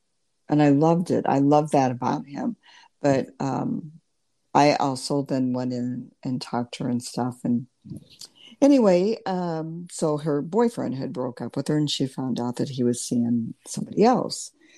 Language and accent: English; Lincoln, Nebraska, United States; born there; So I went to the University of Nebraska. I was born in Lincoln.